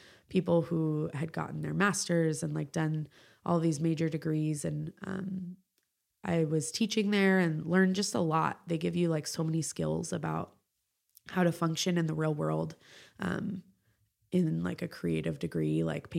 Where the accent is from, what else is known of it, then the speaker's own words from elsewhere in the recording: California, United States; I grew up in the East Bay. So, it felt like this place that I had always wanted to go to and like live in.